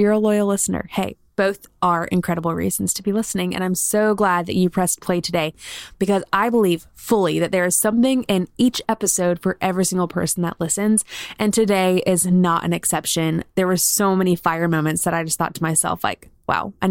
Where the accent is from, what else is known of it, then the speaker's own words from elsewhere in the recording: Columbia, South Carolina, United States; moved away as an adult; now in Alabama, United States; South Carolina is home. That's where my husband and I grew up, in Columbia